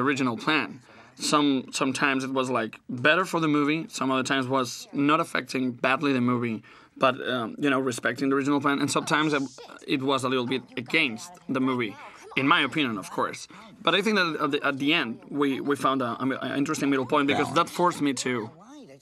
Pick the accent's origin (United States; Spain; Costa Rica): Spain; accent: Spanish; English is a second language; my Spanish accent